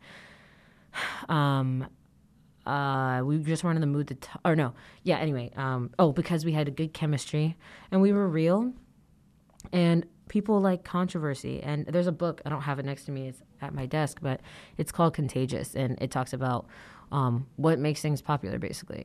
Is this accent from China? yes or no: no; Atlanta, Georgia, United States; moved away; going back to my hometown, Atlanta